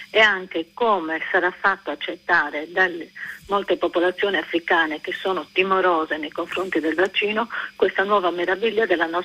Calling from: Sardinia, Italy; Siamo dalla Sardegna, una terra che è stata martoriata dalla malaria, fino a che col DDT peraltro pericoloso gli americani ci hanno liberato.

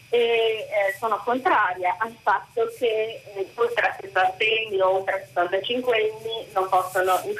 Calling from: Bologna, Emilia-Romagna, Italy; Buongiorno … siamo da Bologna.

